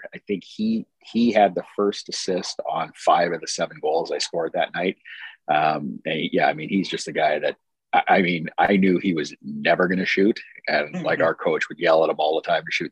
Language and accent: English; Brandon, Manitoba, Canada; now in Alaska, United States; growing up in Brandon from the time I could remember